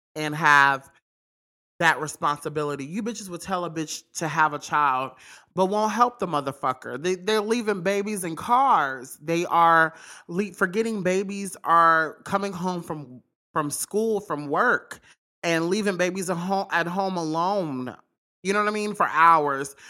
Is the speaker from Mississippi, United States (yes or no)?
yes; Mississippi, United States; I'm from Mississippi